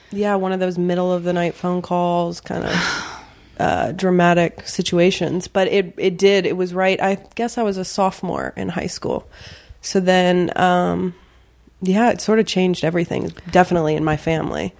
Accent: Virginia, United States; also born or lived in the South; I grew up in the South and Virginia predominantly

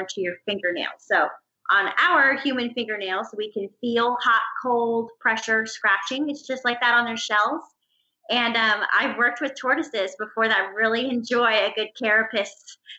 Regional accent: Orlando, Florida, United States; also born or lived in Gainesville, Florida; growing up in Florida

